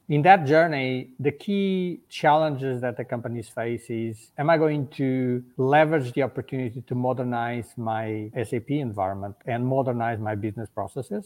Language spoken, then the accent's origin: English; Portugal; moved away as an adult; now in Germany; I live in Germany. I'm originally from Portugal